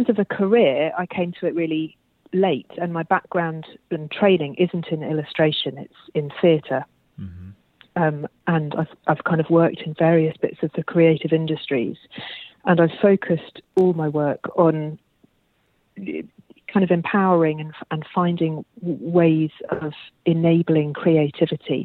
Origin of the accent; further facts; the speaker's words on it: London, United Kingdom; moved away as an adult; also born or lived in Australia; So, I grew up in London, actually, where we moved away from London about 2 years ago, but otherwise, I was London born and bred